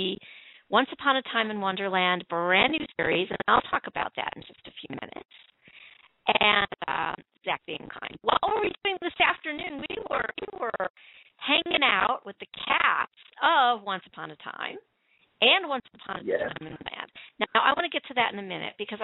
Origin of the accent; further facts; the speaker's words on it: Chicago, Illinois, United States; my hometown